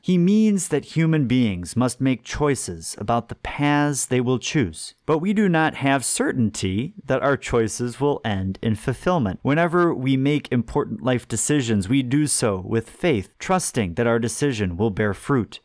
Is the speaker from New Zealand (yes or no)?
no; Homer Glen, Illinois, United States; also born or lived in Hinsdale, Illinois; I grew up in Homer Glen, Illinois, southwest suburb of Chicago